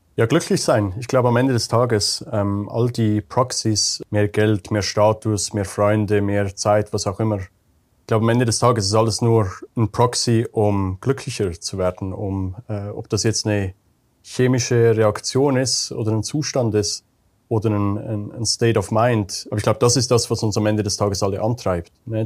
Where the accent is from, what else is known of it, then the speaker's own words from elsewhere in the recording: Switzerland; moved away as an adult; Bin ursprünglich Schweizer wie du, Pascal, aber habe die letzten 15 Jahre nomadisch gelebt, eigentlich fast überall auf der Welt